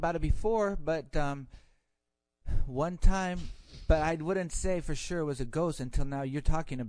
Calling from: Chattanooga, Tennessee, United States; I'm calling from Chattanooga, Tennessee.

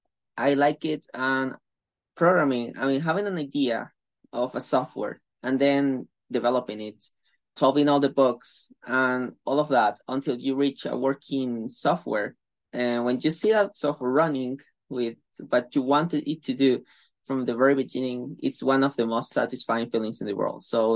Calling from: Venezuela; I'm calling from Venezuela, and I'm a student in the Bachelor of Science, Computer Science offered by University of London

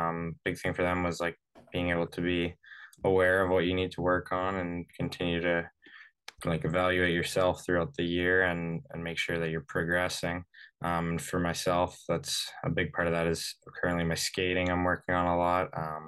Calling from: Vancouver, British Columbia, Canada; I'm from calling you from Vancouver today. I just got home.

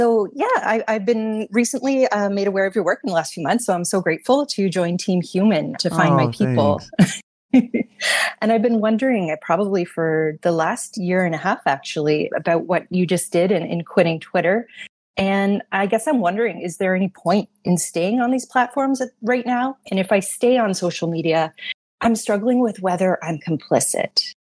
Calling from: Toronto, Ontario, Canada; I'm joining you from Toronto today.

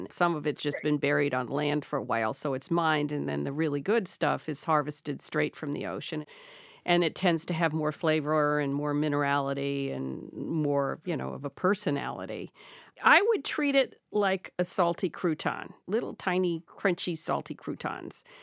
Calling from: Winthrop, Maine, United States; I am calling from Winthrop, Maine.

